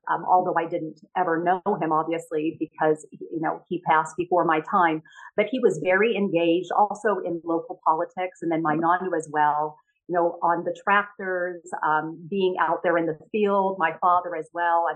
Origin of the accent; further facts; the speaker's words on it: California, United States; moved away as an adult; also born or lived in New York; I went back to California